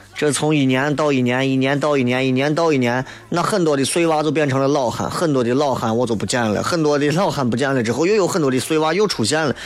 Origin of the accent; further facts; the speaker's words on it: Xi'an, Shaanxi, China; 咱作为一个西安人，作为陕西人来说